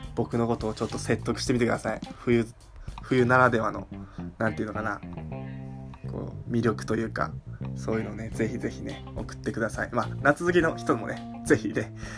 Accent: Tohoku, Japan; now in Tokyo, Japan; 僕もね、その東北出身なんで、寒さいけるっしょみたいな

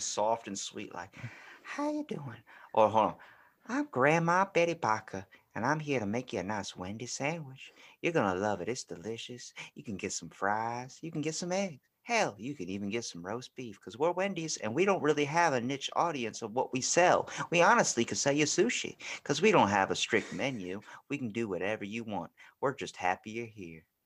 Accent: Baltimore, Maryland, United States; accent: Baltimore; I'm from Baltimore

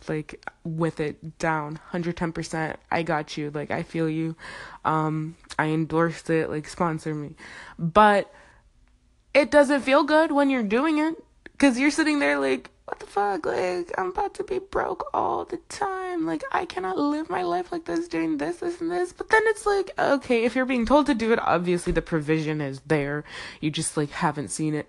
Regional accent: Zimbabwe; I'm from Zimbabwe

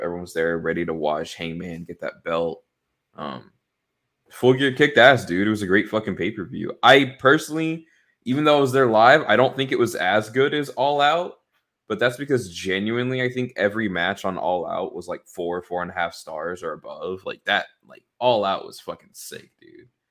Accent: Dallas, Texas, United States; my hometown of Dallas, Texas

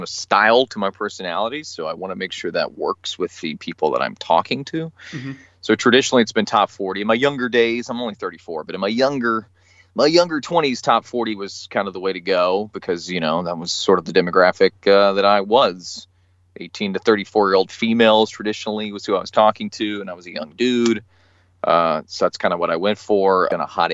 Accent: Huntsville, Alabama, United States; moved away as an adult; also born or lived in Dothan, Alabama / Savannah, Georgia / Chicago; I'm from Huntsville, Alabama is my hometown.

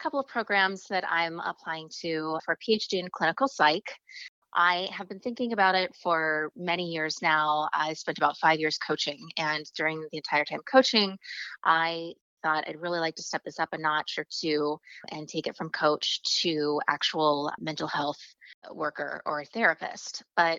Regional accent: Oklahoma, United States; also born or lived in Virginia; I was born in Virginia and we moved around a little bit because my dad was in the military, but I grew up primarily in Oklahoma. So I spent 15 of my formative years in the Bible Belt, the middle of nowhere.

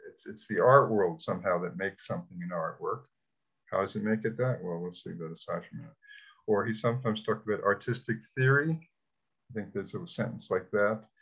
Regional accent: New York City, New York, United States; I'm from Brooklyn

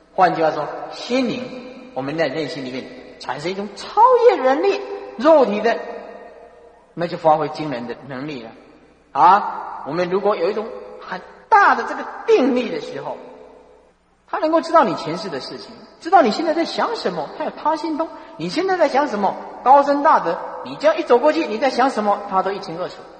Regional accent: China; 那么我们中国人呢，刻中文

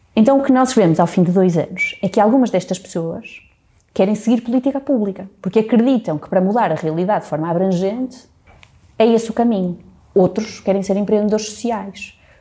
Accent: Porto, Norte, Portugal; moved away as an adult; also born or lived in England; eu nasci aqui no Porto

